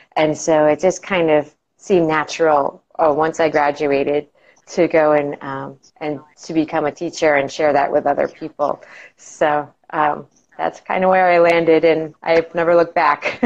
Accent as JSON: {"language": "English", "region": "Massachusetts", "country": "United States", "tie": "born or raised there", "moved": "as an adult", "lives_now": "Florida, United States", "said": "I grew up oh. in uh, Massachusetts, uh, up in New England, and I lived there for the majority of my life"}